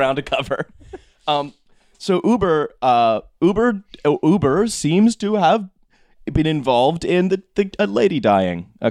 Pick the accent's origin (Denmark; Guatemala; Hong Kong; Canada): Canada; I'm Canadian